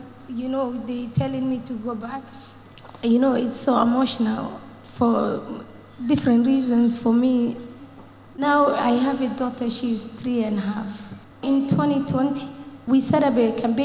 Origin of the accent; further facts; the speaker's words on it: Ireland; I'm from Ireland